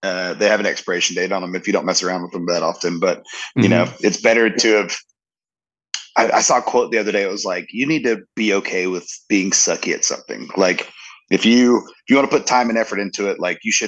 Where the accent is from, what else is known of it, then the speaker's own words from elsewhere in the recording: Jacksonville, North Carolina, United States; I was born on Camp Lejeune, the base of Camp Lejeune